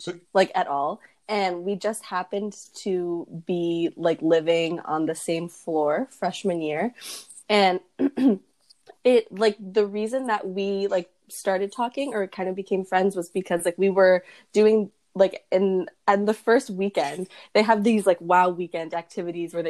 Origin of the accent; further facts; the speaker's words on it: Milford, Connecticut, United States; I'm from Connecticut, Milford, Connecticut